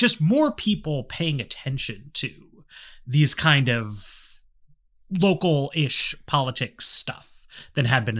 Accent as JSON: {"language": "English", "town": "New York City", "region": "New York", "country": "United States", "said": "I'm from New York, so none of this really applies, I think, to Manhattan, where I'm from"}